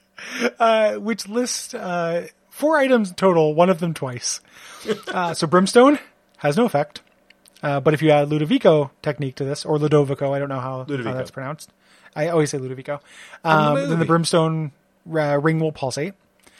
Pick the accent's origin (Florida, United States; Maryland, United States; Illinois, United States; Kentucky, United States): Illinois, United States; Aurora; moved away; in Aurora, Illinois, in my Hardee's days